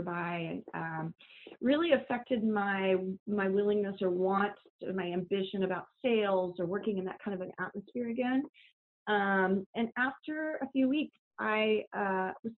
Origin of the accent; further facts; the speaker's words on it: Kansas City, United States; I grew up in Kansas City